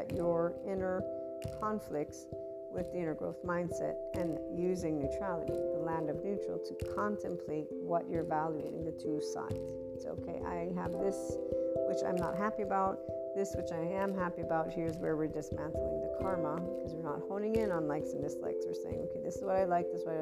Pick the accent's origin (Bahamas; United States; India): United States; also born or lived in Naples, Italy; I'm American, Italian, but Neapolitan, that lovely heart, Naples, Italy, my heart, my soul